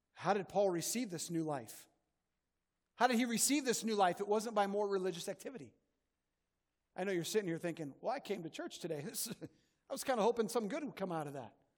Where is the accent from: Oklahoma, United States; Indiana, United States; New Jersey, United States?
Indiana, United States; Northwest; When I was a kid, I grew up in Northwest Indiana